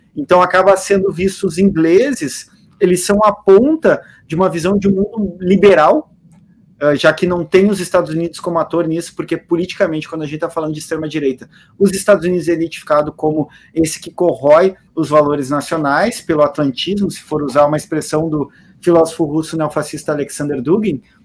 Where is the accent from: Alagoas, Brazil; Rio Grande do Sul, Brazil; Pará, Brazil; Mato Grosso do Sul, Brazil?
Rio Grande do Sul, Brazil; Porto Alegre; A vida inteira cresci era de pé no Olímpico, ou de visitante do Beira Rio